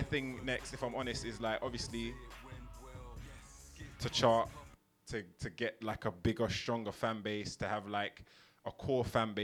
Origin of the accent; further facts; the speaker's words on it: London, United Kingdom; we're both from Northwest London